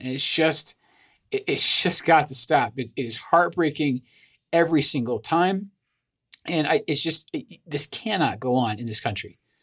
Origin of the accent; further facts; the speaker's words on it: Scotland, United Kingdom; moved away; I'm originally from Scotland